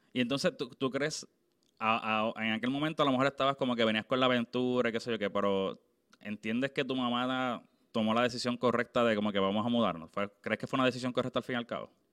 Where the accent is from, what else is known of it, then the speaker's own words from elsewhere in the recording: Puerto Rico; yo soy obviamente de Puerto Rico